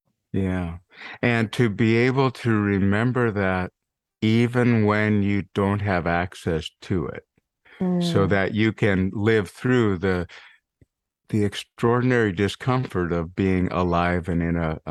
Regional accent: Montana, United States; I grew up in Montana after all.

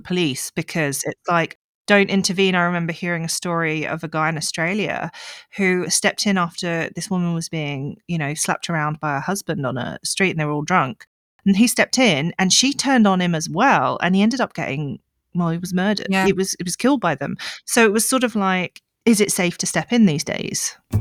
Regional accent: United Kingdom; moved away as an adult; now in South Africa; I'm British, I'm middle class.

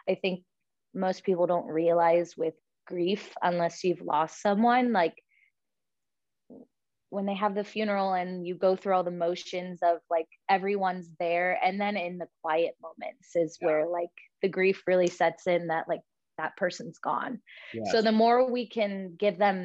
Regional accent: Sacramento Delta, California, United States; I grew up on the Delta, and both my parents worked in Sacramento

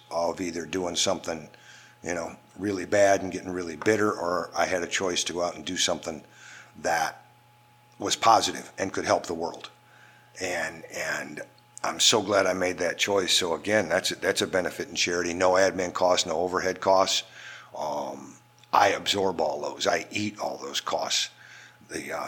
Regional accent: Comstock, Michigan, United States; moved away as an adult; also born or lived in Ypsilanti, Michigan / Detroit, Michigan / Chelsea, Michigan / New Orleans, Louisiana; I was originally born and raised in Comstock, which is just to the east side of Kalamazoo, Michigan, basically Kalamazoo, and born and raised there, and grew up there until 1975.

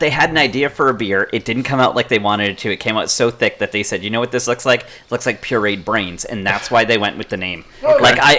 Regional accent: United States; That's how we know it's a Viking, because I'm an American.

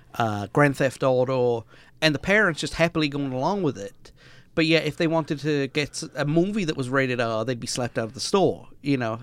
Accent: Wales, United Kingdom; we are not English.

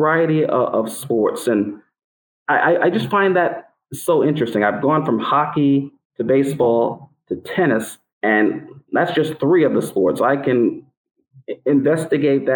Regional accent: New York City, New York, United States; I grew up in Brooklyn, New York, playing a variety of sports

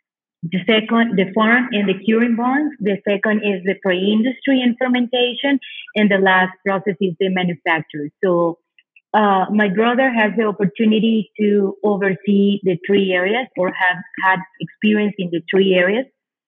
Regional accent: Condega, Estelí, Nicaragua; English is a second language; And for me, Condera, we are from Condera. My family, my dad's side, it's from Condera.

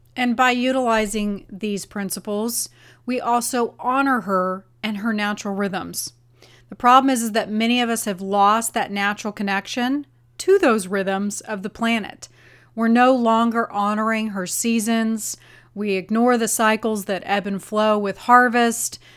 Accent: Arizona, United States; I grew up in Arizona

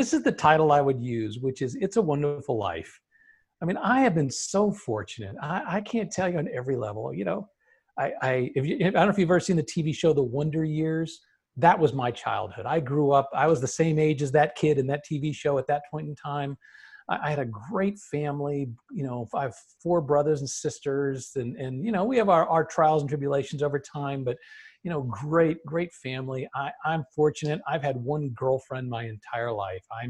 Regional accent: Los Angeles, California, United States; now in Phoenix, United States; I grew up in Los Angeles

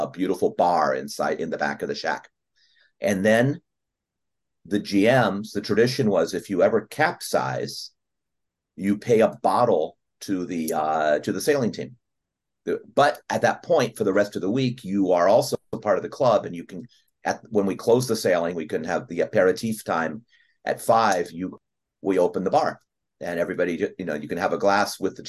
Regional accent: United States; moved away; being the American kid on the beach

